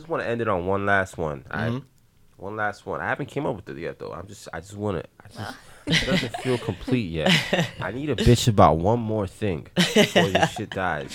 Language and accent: English; New York City, New York, United States; I grew up in the Bronx in the neighborhood with black and Hispanic and Italian or whatever the fuck is